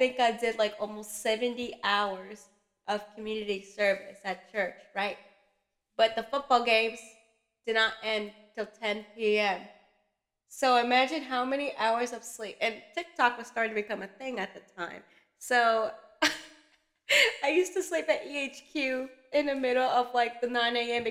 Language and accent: English; Long Island, New York, United States; I'm from Long Island